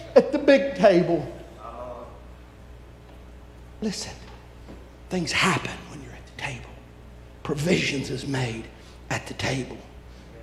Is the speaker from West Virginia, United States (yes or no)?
yes; West Virginia, United States; also born or lived in Belpre, Ohio; I'm from West Virginia